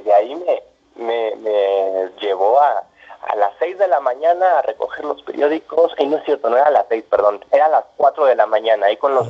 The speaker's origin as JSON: {"language": "Spanish", "region": "Mexico City", "country": "Mexico", "tie": "born or raised there", "said": "mi infancia la hice pues, prácticamente en el sur de la ciudad"}